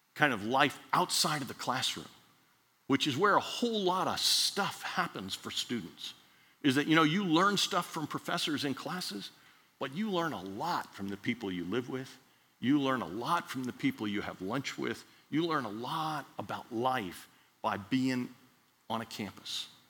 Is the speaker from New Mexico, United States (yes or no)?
no; Miami, Florida, United States; Dr. Wade Fulton was in Miami when I grew up in Miami